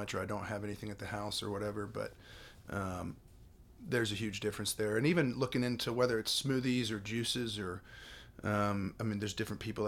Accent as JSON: {"language": "English", "region": "the South", "country": "United States", "tie": "born or raised there"}